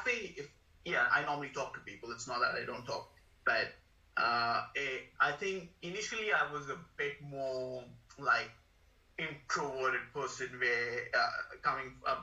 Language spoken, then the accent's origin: English; India; moved away as an adult; also born or lived in Mumbai / Wollongong / Sydney / Perth; now in Australia; I moved from India to Australia